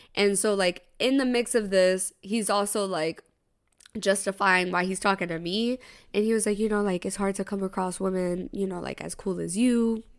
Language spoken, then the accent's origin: English; Tampa, Florida, United States; now in New York, United States; he knows I'm from Tampa.